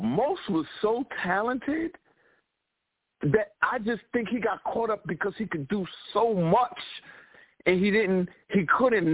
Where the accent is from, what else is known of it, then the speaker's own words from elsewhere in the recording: New York City, New York, United States; my life growing up in Brooklyn